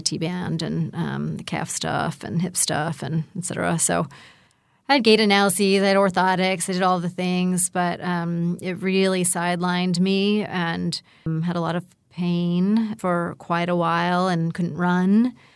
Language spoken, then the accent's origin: English; Pittsburgh, Pennsylvania, United States; moved away; also born or lived in Asheville; I'm from Pittsburgh